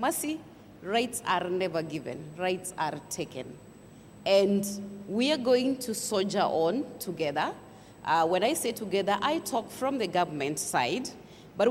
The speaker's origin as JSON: {"language": "English", "country": "Kenya", "said": "as a Kenyan"}